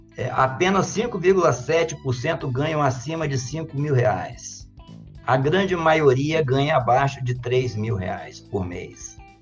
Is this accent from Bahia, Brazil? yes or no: no; Colatina, Espírito Santo, Brazil; also born or lived in Vila Velha; now in Santa Teresa, Brazil; eu nasci em Colatina, é, em 1961